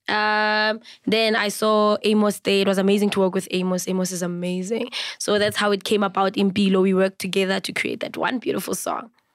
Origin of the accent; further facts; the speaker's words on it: South Africa; I'm a full Venda Pay bloodline, but I was raised by a very beautiful Sotho woman.